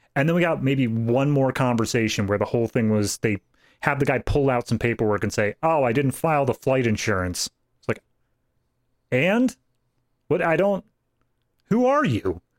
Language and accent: English; East Coast, United States; my home state, which is East Coast.